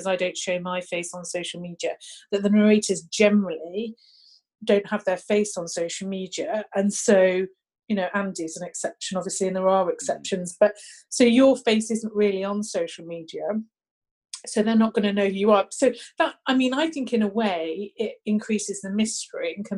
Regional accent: United Kingdom; being a Brit

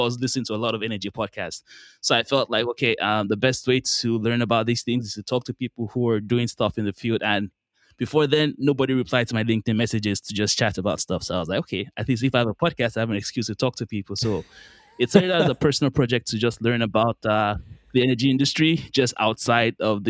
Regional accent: Nigeria; moved away; also born or lived in Qatar; so I'm Nigerian, I'm from Nigeria. I lived there for quite a while, and then my family moved to a country called Qatar in the Middle East.

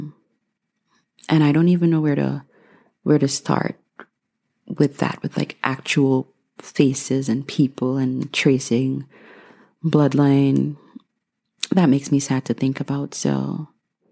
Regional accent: Guyana; moved away as an adult; now in United States; I was born and raised in Guyana, the only English-speaking country in South America.

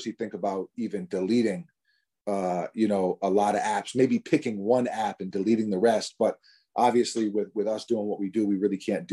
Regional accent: New York City, New York, United States; we're from New York City

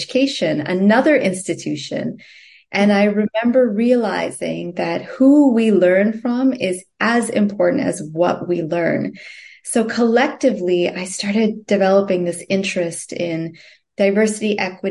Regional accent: Toronto, Ontario, Canada; moved away as an adult; also born or lived in Singapore; now in United States; And growing up in Canada, I grew up in Toronto

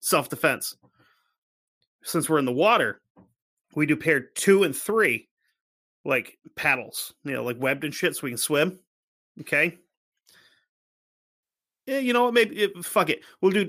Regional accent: New England, United States; Yeah, I'm from New England. That's how it works.

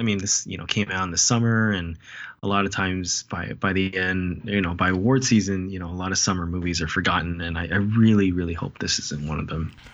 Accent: United States; I'm Asian American, I'm Chinese American

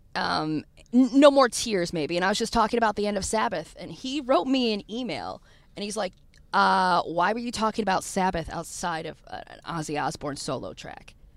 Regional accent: Detroit, Michigan, United States; moved away; also born or lived in Florida; born and raised in Detroit

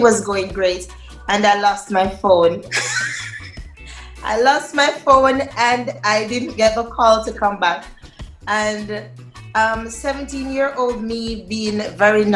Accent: Linstead, Saint Catherine, Jamaica; I was born in Linstead. Linstead, St. Catherine, yes.

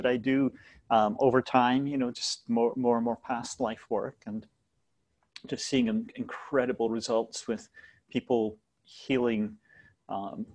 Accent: Scotland, United Kingdom; moved away as an adult; also born or lived in London; I was born in Scotland, lived there until my 20s

